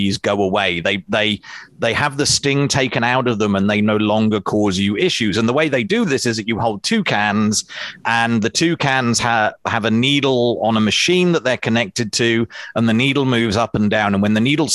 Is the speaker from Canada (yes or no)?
no; England, United Kingdom; I studied history. I'm from England.